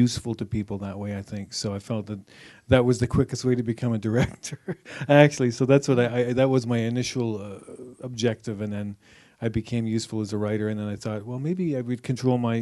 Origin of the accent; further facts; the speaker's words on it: Collingwood, Ontario, Canada; moved away as an adult; now in Dartmouth, Canada; I grew up in Collingwood here in Ontario. I'm from here